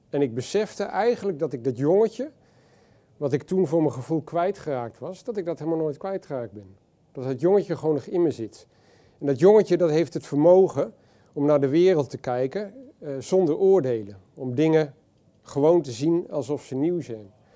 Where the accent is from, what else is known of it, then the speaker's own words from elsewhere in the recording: Balk, Friesland, Netherlands; moved away; En ik ben in Balk geboren en opgegroeid